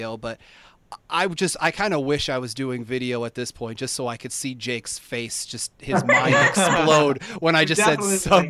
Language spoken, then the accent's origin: English; Pennsylvania, United States; I'm from Pennsylvania